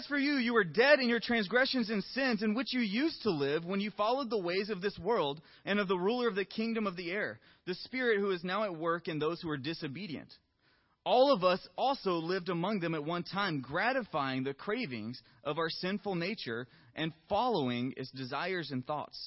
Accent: the South, United States; I'm from the South

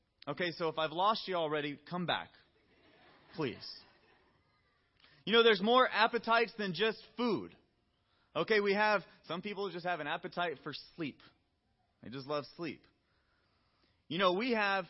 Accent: the South, United States; I'm from the South

